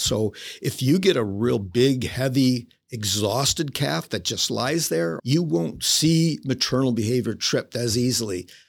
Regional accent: Illinois, United States; moved away; I'm originally from Illinois, state of Illinois, and grew up there on a small farm

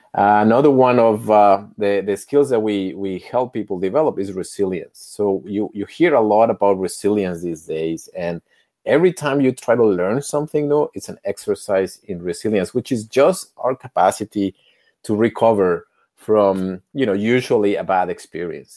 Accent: Mexico City, Mexico; moved away as an adult; also born or lived in United States; now in Canada; I was born, eh, as a privileged kid in Mexico City

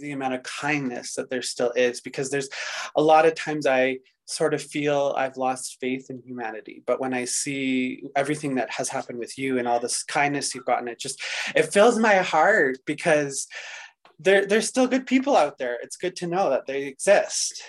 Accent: Pembroke, Ontario, Canada; now in Calgary, Canada; I'm actually an Algonquin Indigenous from Ontario. I was born in Pembroke, Ontario

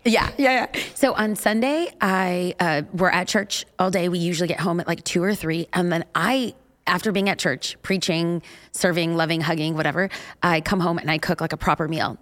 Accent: California, United States; we're from California

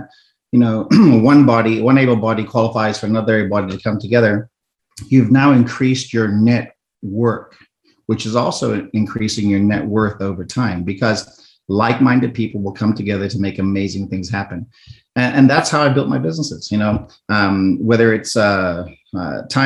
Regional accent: South Africa; moved away; I'm originally from South Africa

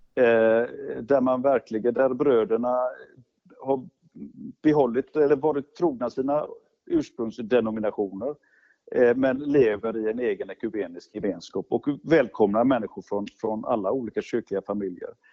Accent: Gothenburg, Västra Götaland, Sweden; Jag kan säga jag kommer från Göteborg och har ju levt och verkat i Göteborg i, i hela mitt liv.

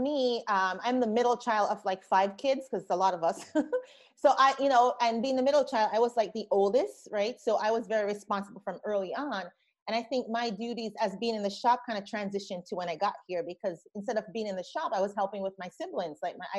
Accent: Brooklyn, New York, United States; also born or lived in Jamaica; I grew up in Brooklyn through teenage years. Went to school in Brooklyn. So I felt like I left the Caribbean, but going to Brooklyn in Crown Heights, Flatbush.

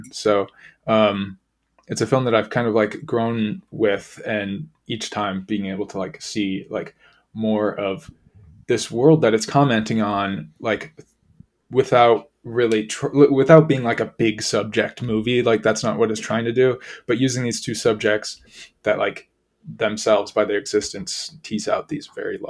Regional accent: Chicago, Illinois, United States; just growing up around Chicago

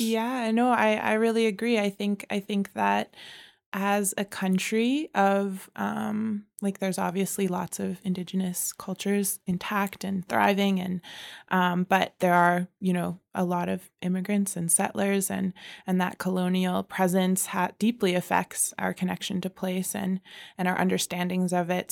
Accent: Calgary, Alberta, Canada; I was born here in Calgary, here on Treaty Seven land

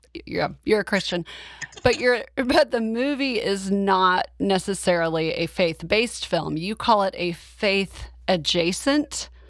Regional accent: Oklahoma, United States; I'm from Oklahoma.

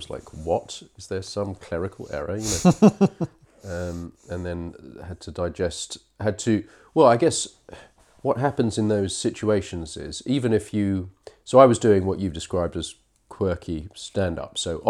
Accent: England, United Kingdom; also born or lived in Israel; I was born in Israel, just I don't remember it. I was two when we came back to England.

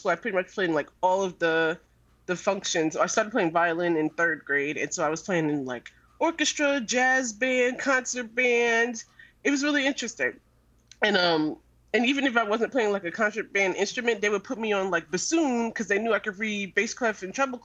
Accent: New York City, New York, United States; I'm born and raised in New York

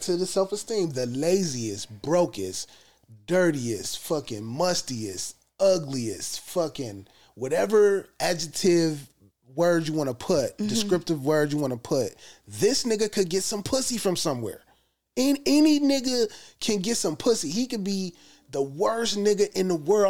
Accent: United States; we as American black people

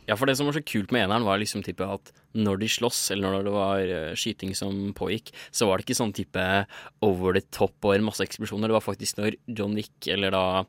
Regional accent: Oppland, Innlandet, Norway; altså jeg er jo fra Oppland.

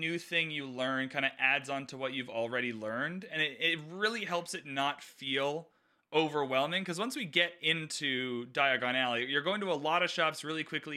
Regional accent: Canada; I'm Canadian

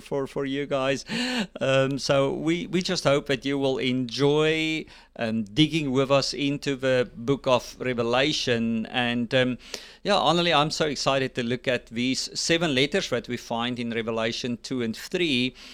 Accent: South Africa; now in United States; I'm also a South African and now a U S citizen.

